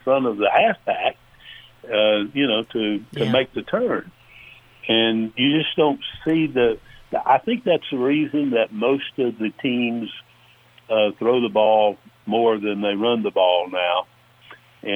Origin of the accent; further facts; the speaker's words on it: Georgia, United States; from my hometown right here, Stewart, Georgia